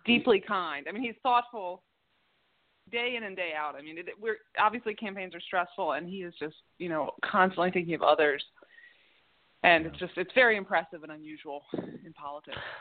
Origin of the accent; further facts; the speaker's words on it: Baltimore, Maryland, United States; born and bred in Baltimore City, and I did go away to college and law school, but then came back to Baltimore right after law school